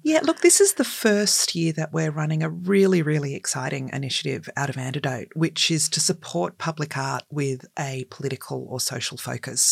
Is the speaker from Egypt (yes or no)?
no; Australia; We are a colonised country